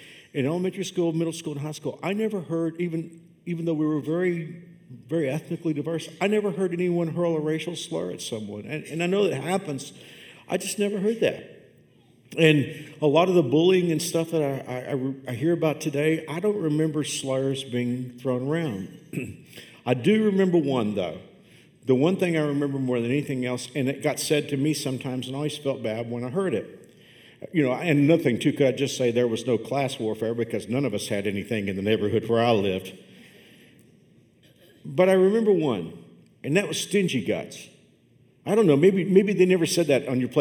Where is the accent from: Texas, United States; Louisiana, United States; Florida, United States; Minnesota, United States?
Texas, United States; Fort Worth; I grew up on the southeast side of Fort Worth